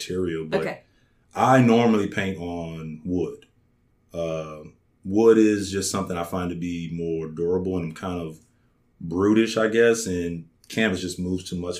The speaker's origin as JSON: {"language": "English", "town": "New Orleans", "region": "Louisiana", "country": "United States", "tie": "born or raised there", "moved": "as an adult", "lives_now": "Baton Rouge, United States", "said": "I'm born and raised in New Orleans"}